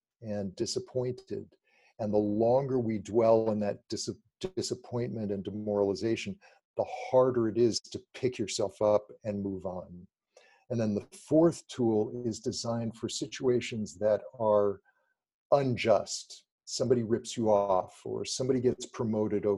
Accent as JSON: {"language": "English", "town": "Los Angeles", "region": "California", "country": "United States", "tie": "born or raised there", "said": "I grew up in Los Angeles near the beach"}